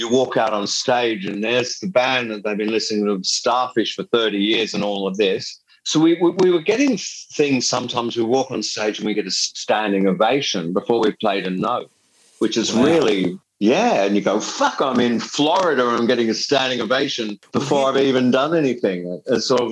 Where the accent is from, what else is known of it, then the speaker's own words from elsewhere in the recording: England, United Kingdom; now in Australia; I'm not an Australian citizen. And I have to admit to being an Englishman. I have an English passport, a British passport.